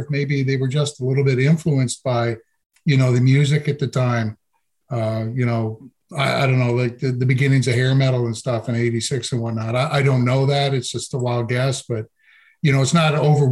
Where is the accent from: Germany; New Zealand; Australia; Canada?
Canada; Grand Bay, New Brunswick; I'm in a place called Grand Bay, New Brunswick